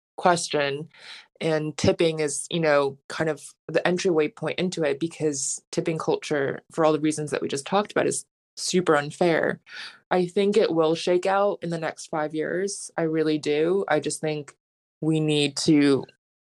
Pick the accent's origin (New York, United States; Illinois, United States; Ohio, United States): New York, United States; New York City; I'm a New Yorker